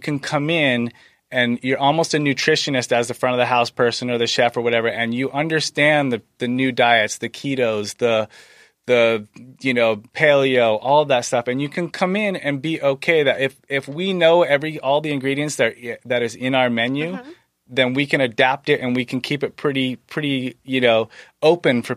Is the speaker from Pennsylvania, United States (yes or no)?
no; Maine, United States; now in San Diego, United States; I grew up in Maine